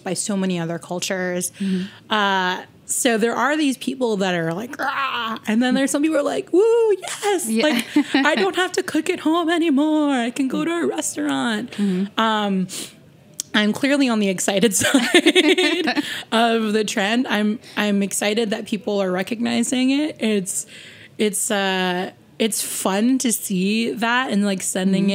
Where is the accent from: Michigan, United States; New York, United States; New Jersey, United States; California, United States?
New Jersey, United States; now in Boston, United States; I was born in New Jersey